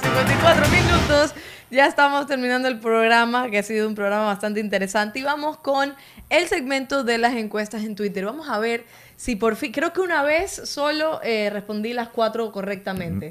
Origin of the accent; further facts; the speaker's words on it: Cuba; now in Ecuador; yo como cubana